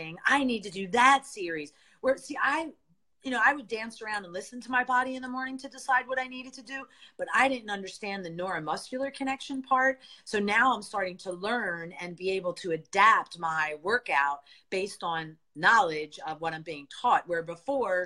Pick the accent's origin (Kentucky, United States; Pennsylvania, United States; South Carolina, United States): Pennsylvania, United States; Philadelphia; moved away as an adult; I'm from Philadelphia. I love Philadelphia, but I moved all the way across the country because I have MS